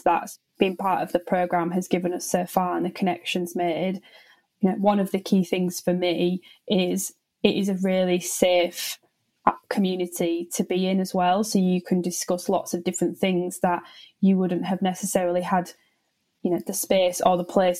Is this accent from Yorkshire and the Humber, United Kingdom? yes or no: yes; Hull, Yorkshire and the Humber, United Kingdom; moved away as an adult; also born or lived in Leeds; I'm originally from Hull in East Yorkshire